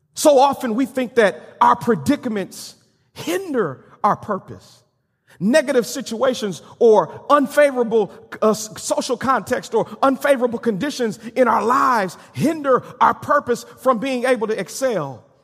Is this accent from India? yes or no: no; Benton Harbor, Michigan, United States; moved away; a very prominent and strong Baptist church back in my hometown of Benton Harbor, Michigan